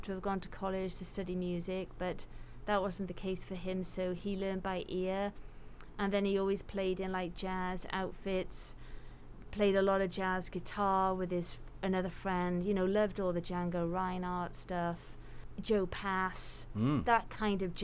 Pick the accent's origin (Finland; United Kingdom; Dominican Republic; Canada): United Kingdom; Wales; growing up in Wales, the nice thing about that was, you know, every year in school, there were always these Eisteddfods